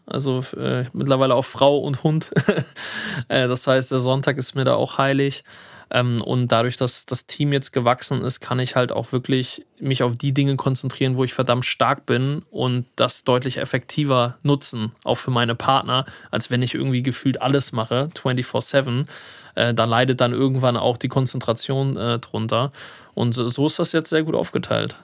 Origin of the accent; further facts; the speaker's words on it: Hanover, Lower Saxony, Germany; moved away; in Hannover, meine Heimatstadt